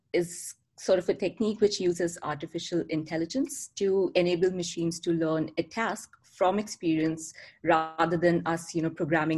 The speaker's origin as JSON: {"language": "English", "region": "Delhi", "country": "India", "tie": "born or raised there", "also_born_or_lived": "New York, United States", "moved": "as an adult", "lives_now": "Vancouver, Canada", "said": "I was born and brought up in Delhi, India, and I moved to Canada almost 3 years ago. I'm currently living in Vancouver"}